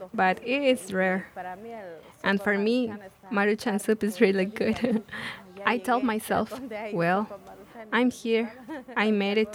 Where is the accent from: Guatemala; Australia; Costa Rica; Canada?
Guatemala; moved away as an adult; now in United States; I'm from Guatemala